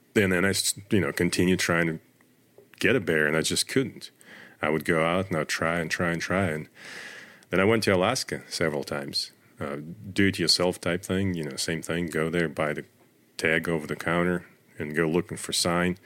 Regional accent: Russia; moved away as an adult; also born or lived in Northern Virginia; now in United States; I grew up in Russia, in the middle of nowhere

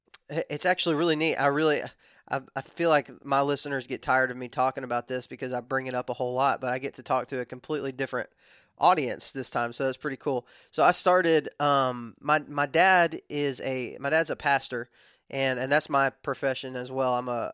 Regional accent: West Texas, United States; we didn't really have a whole lot of property in Texas, in West Texas specifically, where I'm from.

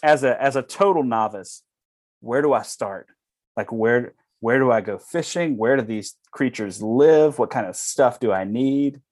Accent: Alabama, Louisiana, Deep South, United States; now in Wisconsin, United States; I'm from, uh, the deep south, Alabama, Louisiana.

